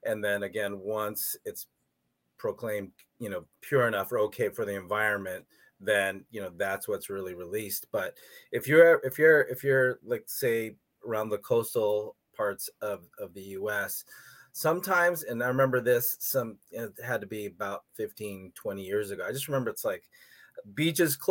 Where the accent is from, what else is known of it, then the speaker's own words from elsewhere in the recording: San Diego, California, United States; growing up in Southern California, San Diego